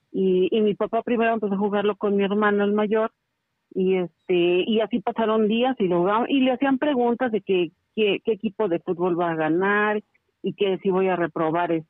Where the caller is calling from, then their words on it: Querétaro, Mexico; estoy llamando de la ciudad de Querétaro.